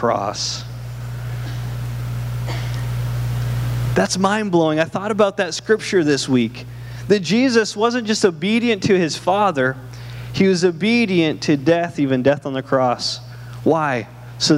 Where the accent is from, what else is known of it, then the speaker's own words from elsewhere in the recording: Canada; moved away; I'm from Canada